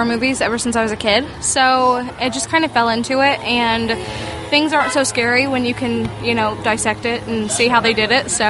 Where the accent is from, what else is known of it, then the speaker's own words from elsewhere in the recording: Indianapolis, Indiana, United States; Well, I grew up in the Indianapolis area, and so I was actually involved in the music side of it when I was in high school